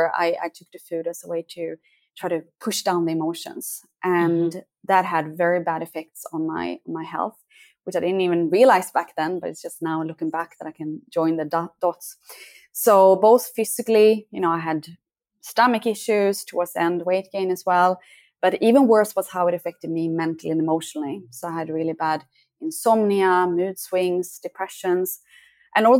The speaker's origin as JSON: {"language": "English", "country": "Sweden", "tie": "born or raised there", "moved": "as an adult", "lives_now": "Costa Rica", "said": "I'm from Sweden, and that's where I grew up."}